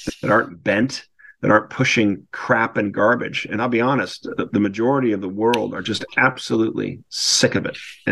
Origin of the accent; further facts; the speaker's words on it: Newport Beach, California, United States; moved away as an adult; also born or lived in Wellesley, Massachusetts / San Diego, California; I was raised in Corona del Mar, which is in Newport Beach, California